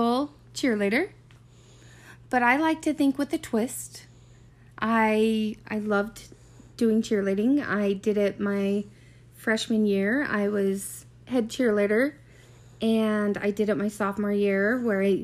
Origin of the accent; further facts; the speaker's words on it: Sunset, Utah, United States; also born or lived in Roy, Utah; I grew up in Sunset